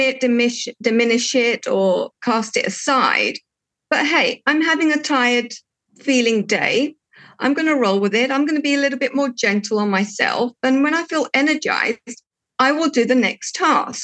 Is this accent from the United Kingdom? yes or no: yes; United Kingdom; accent: English; moved away as an adult; also born or lived in Portugal; now in Cyprus; at a very young age, I moved to the UK, where I had my schooling and my first job. And in the UK, I was working for a financial institution in the corporate world. And that's where I've got my English accent from.